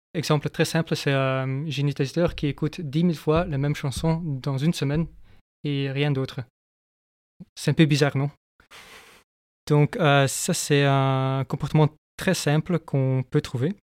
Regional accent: Flanders, Belgium; moved away as an adult; now in France; je viens de la Flandre. Je suis depuis 4 ans maintenant, je crois, en France.

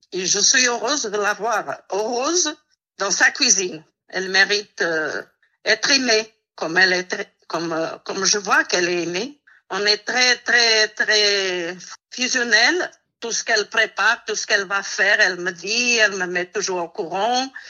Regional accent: Val-de-Marne, Paris suburbs, Île-de-France, France; j'ai grandi, bah, je suis née dans le 94. j'ai grandi. Euh, je suis toujours restée dans le même coin en fait, euh, banlieue, euh, proche Paris

